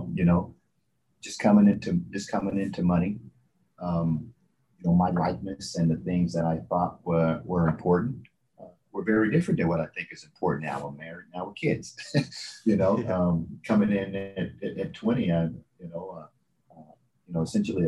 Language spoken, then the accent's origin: English; Texas, United States; So I was raised in Texas